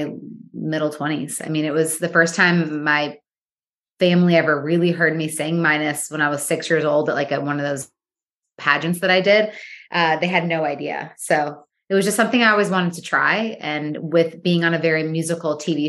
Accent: Michigan, United States; moved away as an adult; also born or lived in New York / Los Angeles; I am from Michigan. Yeah. I was born and raised there. And then I moved to I moved to New York when I was 18. And then I moved to LA when I was 19

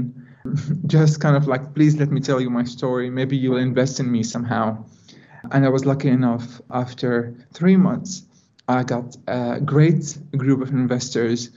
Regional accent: Jordan; moved away as an adult; now in Netherlands; being a Jordanian with a very low amount of education and quite small opportunities in my hometown

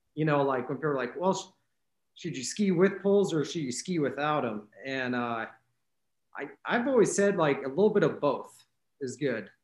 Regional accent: Glenwood Springs, Colorado, United States; moved away as an adult; also born or lived in Olympia, Washington; now in Leavenworth, United States; originally from uh, uh, the Glenwood Springs area in Colorado. That's where I grew up

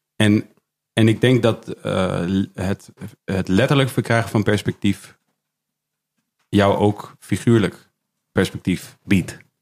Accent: Leusden, Utrecht, Netherlands; ik kom uit Leusden

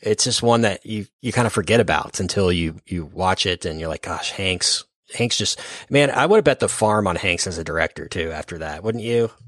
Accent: Dallas, Texas, United States; we're from Dallas, Fort Worth

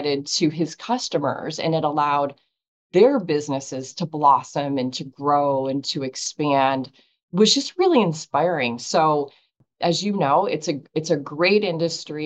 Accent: Erie, Pennsylvania, United States; I grew up in Erie, Pennsylvania

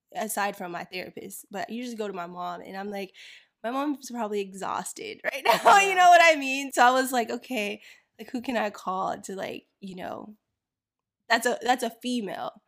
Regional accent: Florida, United States; I grew up in Florida

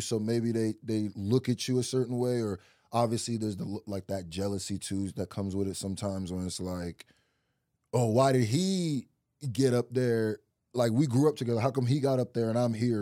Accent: Lincoln, Nebraska, United States; also born or lived in Nigeria; I really, like, grew up my first, like, four, five, four or five years in Nigeria, and then I moved to Nebraska

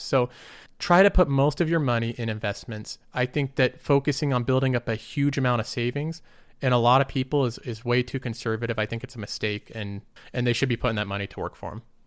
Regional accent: United States; I'm American

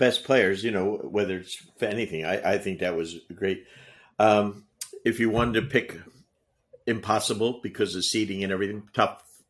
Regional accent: New Jersey, United States; growing up in Jersey.

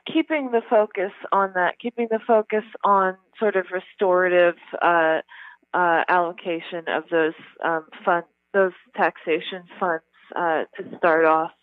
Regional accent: New York, United States; I grew up in New York, and then I came here after college

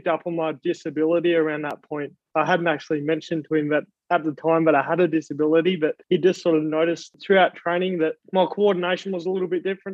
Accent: Australia; I'm an Australian Paralympian

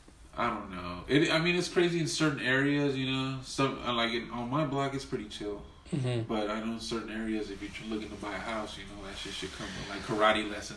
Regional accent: Los Angeles, California, United States; now in Compton, United States; I grew up in South Central.

